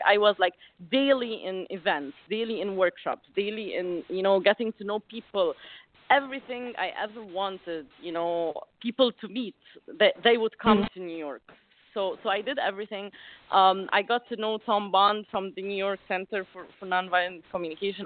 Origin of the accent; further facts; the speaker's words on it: Alexandria, Alexandria Governorate, Egypt; I come from Alexandria, Egypt, which is like a, a little city on the beach